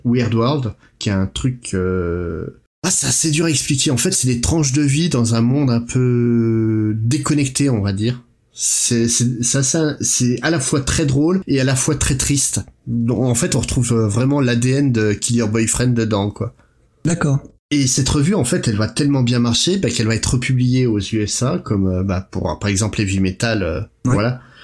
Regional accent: France; chez nous en France

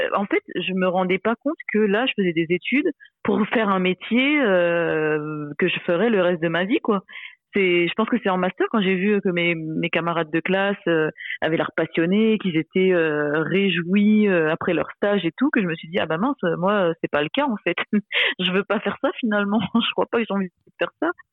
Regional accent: Réunion; je suis réunionnaise

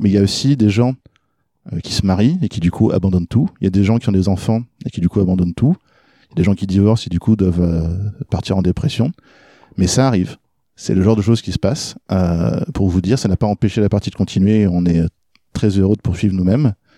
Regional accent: France; also born or lived in Norway; quand on est arrivé en France, que je suis né en Norvège, mais on s'est installé en France euh, quand j'avais 3-4 ans

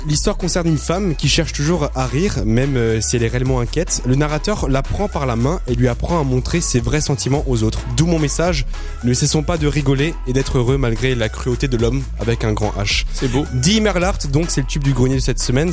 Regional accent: Strasbourg, Grand Est, France; moved away; je suis alsacien, je viens de Strasbourg

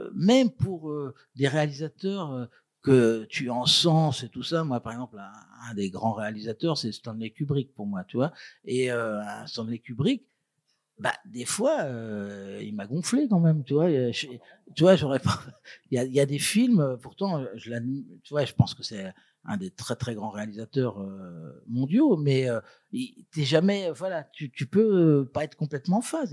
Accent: Brittany, France; je suis breton

